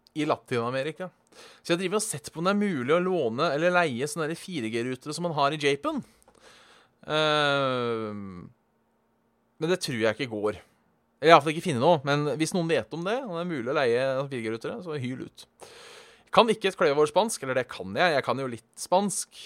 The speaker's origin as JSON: {"language": "Norwegian", "country": "Norway", "said": "som nordmann"}